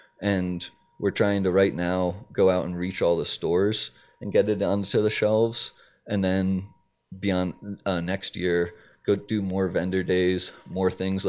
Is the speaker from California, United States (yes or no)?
no; Maryland, United States; Like I'm from Maryland